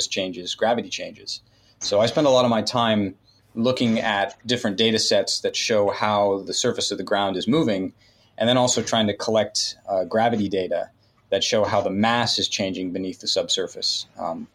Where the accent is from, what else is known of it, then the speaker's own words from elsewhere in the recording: Northern California, United States; I grew up in California, Northern California